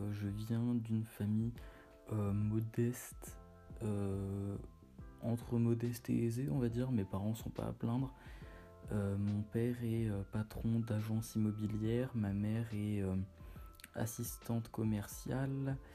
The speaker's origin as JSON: {"language": "French", "country": "Portugal", "said": "j'ai fait le Portugal, étant donné que je suis portugais, euh, j'ai fait pas mal d'été au Portugal."}